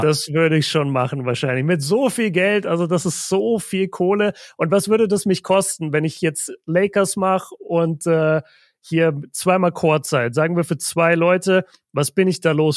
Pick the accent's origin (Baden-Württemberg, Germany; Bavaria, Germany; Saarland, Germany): Bavaria, Germany; Nuremberg; ich bin, ich bin ja ein Nürnberger Kind